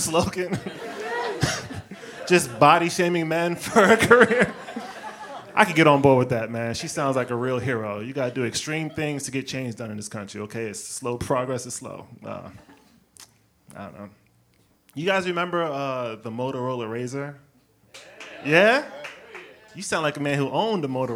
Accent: the South, United States; moved away as an adult; now in New York, United States; I'm from the South

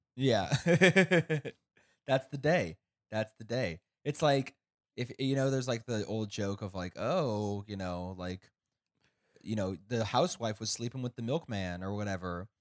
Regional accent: Kansas, United States; growing up in Kansas

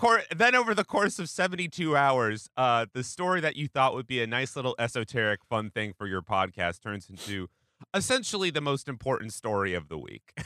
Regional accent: Pacific Northwest, United States; I grew up in the Pacific Northwest

